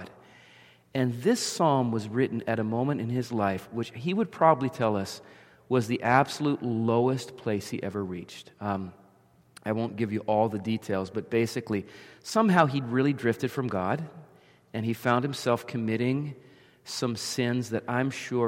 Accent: near the Jersey Shore, central New Jersey, United States; I grew up in New Jersey, central New Jersey, down near the Jersey Shore

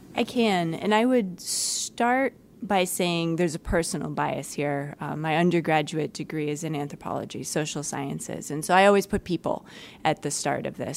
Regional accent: East Coast, United States; now in Detroit, United States; I'm not a native Midwesterner. Uh, I come originally from the East Coast and I worked on the West Coast

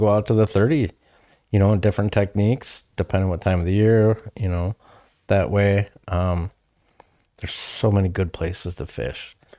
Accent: Tripoli, Wisconsin, United States; I grew up in, up by Tripoli, uh, so north of, um, it'd actually be northwest of Tomahawk

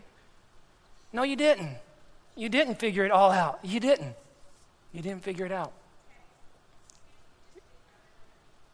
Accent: Texas, United States; moved away; also born or lived in Dar es Salaam, Tanzania; we're both from Texas

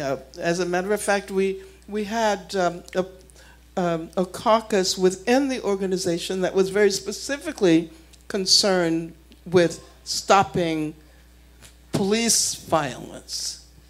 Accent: Birmingham, Alabama, United States; growing up in Birmingham

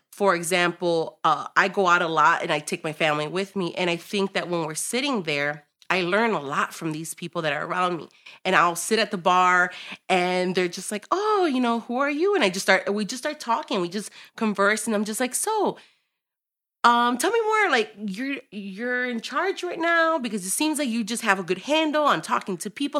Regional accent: Chicago, Illinois, United States; I'm born and raised in Chicago

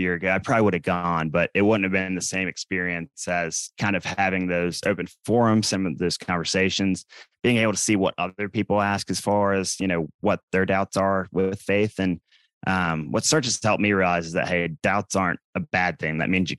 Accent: Raleigh, North Carolina, United States; So I live in Raleigh, North Carolina. I'm born and raised here. So a lot of people moving here, but I'm one of the few that have been here for a long time.

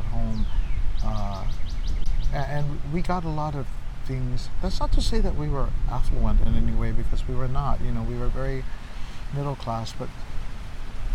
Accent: Honolulu, Hawaii, United States; I grew up in Kalihi.

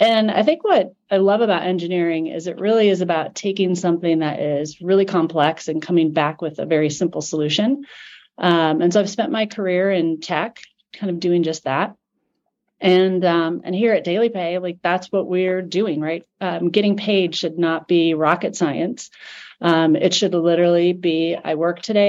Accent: Omaha, Nebraska, United States; growing up in Omaha, Nebraska

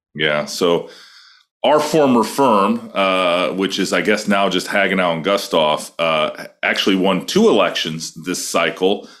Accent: Iowa, United States; my home state of Iowa

